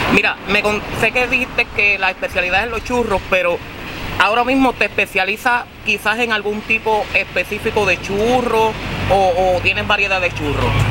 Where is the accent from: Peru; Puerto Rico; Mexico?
Puerto Rico; Comerío; de mi pueblo comerio